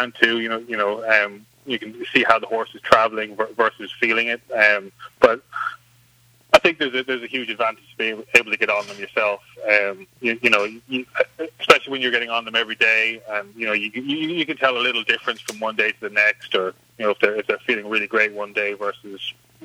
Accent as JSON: {"language": "English", "country": "Ireland", "tie": "born or raised there", "moved": "as an adult", "lives_now": "United States", "said": "Growing up in Ireland, it's a much more kind of rural setting, so there was always horses around, I grew up show jumping and hunting"}